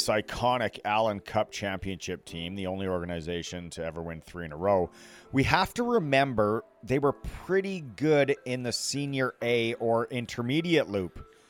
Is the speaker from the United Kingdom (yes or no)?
no; Canada; I grew up in Canada and currently live here